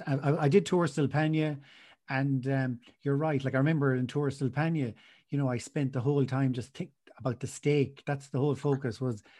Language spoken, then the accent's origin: English; County Clare, Munster, Ireland; I'm from Clare